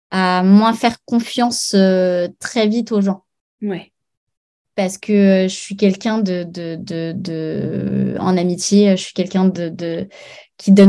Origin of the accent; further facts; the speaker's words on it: Paris, Île-de-France, France; moved away as an adult; now in Arcachon Bay, France; je suis parisienne